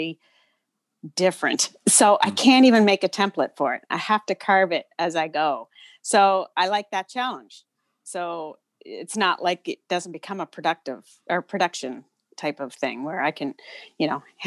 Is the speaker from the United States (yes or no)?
no; Milford, Nova Scotia, Canada; also born or lived in Cape Breton / Tantallon / Shubenacadie; I was born in Cape Breton and then moved to the mainland when I was about 3 or 4. We had a short stint in Tantallon before my parents bought a house in Milford